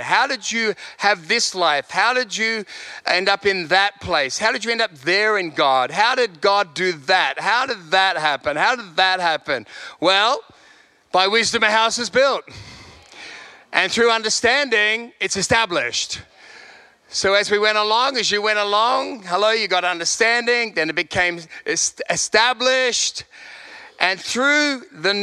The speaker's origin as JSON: {"language": "English", "town": "Sydney", "region": "New South Wales", "country": "Australia", "also_born_or_lived": "London", "moved": "as an adult", "lives_now": "Perth, Australia", "said": "I'm not from Perth, I'm from Sydney, left there when I was 30."}